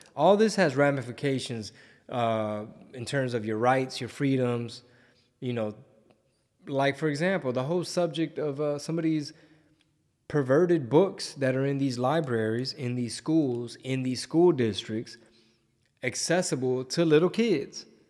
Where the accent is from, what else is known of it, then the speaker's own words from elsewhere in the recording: Houston, Texas, United States; it's my hometown.